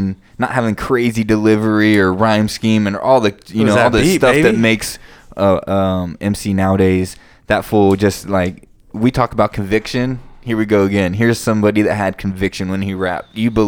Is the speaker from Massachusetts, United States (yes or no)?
no; California, United States; we're from California